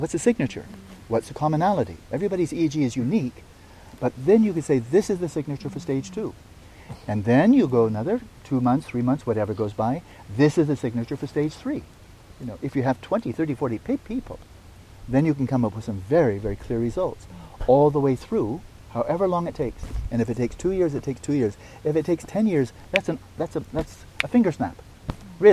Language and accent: English; United States; as an American